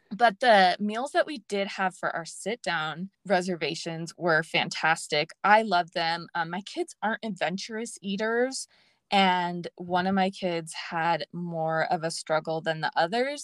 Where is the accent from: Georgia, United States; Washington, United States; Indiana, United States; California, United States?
California, United States; Los Angeles; I grew up in L A, and so that's my home base